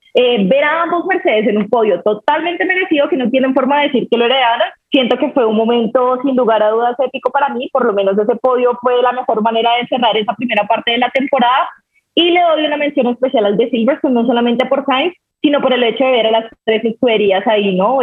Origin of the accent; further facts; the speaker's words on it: Colombia; siendo colombiana